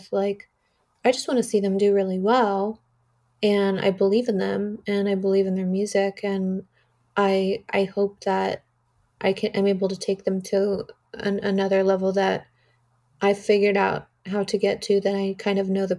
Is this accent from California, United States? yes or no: yes; Artesia, California, United States; growing up in Artesia and having nothing